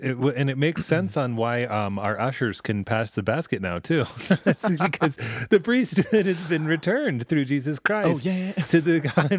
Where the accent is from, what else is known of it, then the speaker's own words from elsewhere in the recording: Denver, Colorado, United States; Oh, yeah. I grew up in Denver.